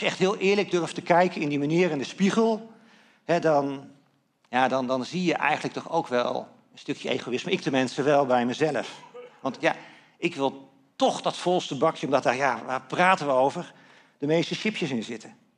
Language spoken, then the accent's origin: Dutch; Netherlands; als Nederlanders